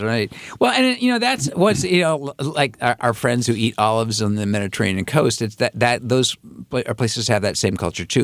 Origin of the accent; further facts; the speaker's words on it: San Francisco, California, United States; I grew up in San Francisco with the really lousy Giants era